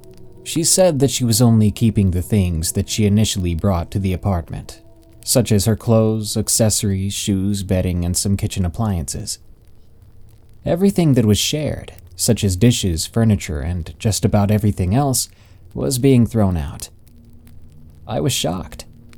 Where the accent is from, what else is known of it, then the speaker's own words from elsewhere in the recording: Hawaii, United States; As I said before, I'm part Filipino, and I was born and raised in Hawaii. Both sides of my culture can be very superstitious.